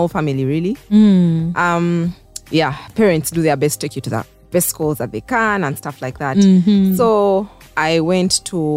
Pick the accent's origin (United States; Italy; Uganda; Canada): Uganda; Kampala, Central Region; also born or lived in Mukono, Uganda; Grew up in Kasubi most of my life.